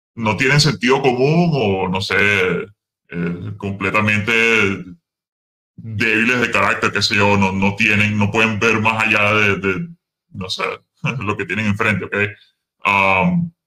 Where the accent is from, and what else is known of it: Venezuela; now in United States